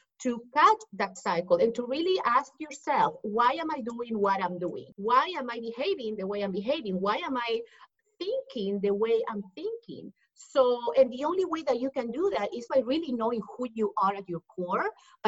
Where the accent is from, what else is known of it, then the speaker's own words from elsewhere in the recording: Lima, Peru; English is a second language; moved away as an adult; now in Dallas, United States; I'm originally from Peru, from Lima, Peru. That's why you hear the accent. I moved to the U.S. when I was 18 years old